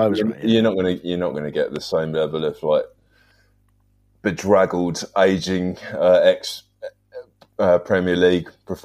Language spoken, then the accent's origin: English; Sutton, London, United Kingdom; I'm from Sutton